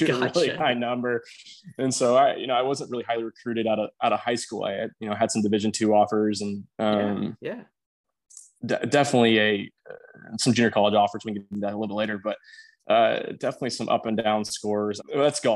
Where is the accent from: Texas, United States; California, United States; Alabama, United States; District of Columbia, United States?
Texas, United States; Aledo; So I grew up in a very small town west of Fort Worth, Texas, called Aledo, Texas